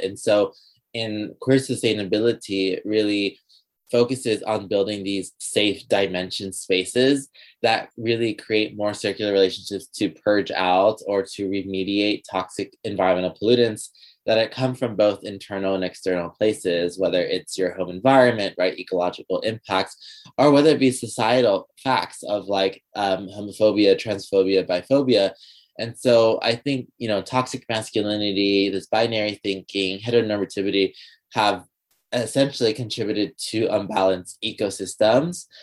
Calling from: Los Angeles, California, United States; I'm currently calling from Tungabullan in Los Angeles, California

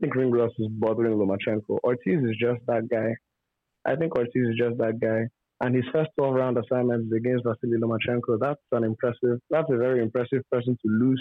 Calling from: Nigeria; I'm calling from Nigeria.

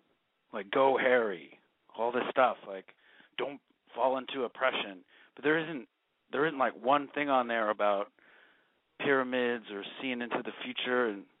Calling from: Hollywood, California, United States; I'm 31, and I'm calling from Hollywood.

